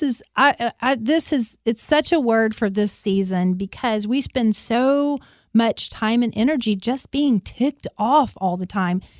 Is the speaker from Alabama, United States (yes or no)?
yes; Alabama, United States; I'm from Alabama.